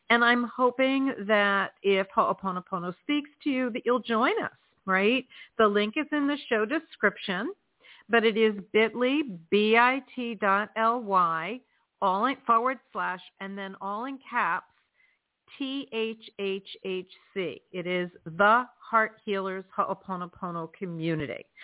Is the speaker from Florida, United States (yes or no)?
yes; Florida, United States; also born or lived in New England; So I hail from South Florida, and it is chilly down here tonight.